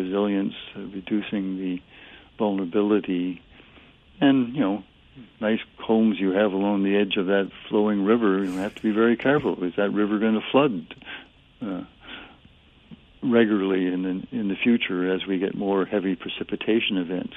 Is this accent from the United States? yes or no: no; Vancouver, British Columbia, Canada; moved away; I grew up in Vancouver